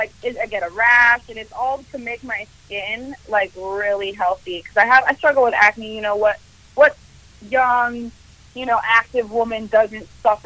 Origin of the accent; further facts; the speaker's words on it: Sacramento, California, United States; first language Spanish; English is a second language; I'm from Sacramento, born and raised.